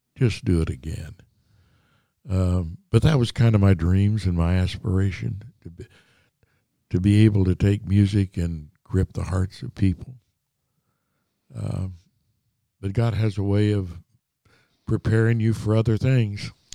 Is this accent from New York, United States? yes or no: no; Wabash Valley, Indiana, United States; moved away; I grew up in down in the Wabash Valley of Indiana